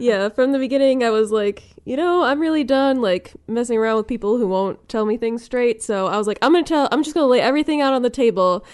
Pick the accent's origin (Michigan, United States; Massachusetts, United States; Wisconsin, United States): Wisconsin, United States; Milwaukee; I'm from the Milwaukee area